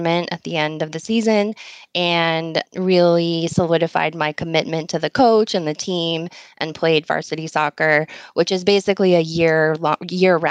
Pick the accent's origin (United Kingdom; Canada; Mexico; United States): United States; Los Gatos, California; moved away as an adult; also born or lived in Los Angeles, United States; now in Chicago, United States; I grew up in Northern California, in the Bay Area, South Bay, primarily in the Santa Cruz Mountains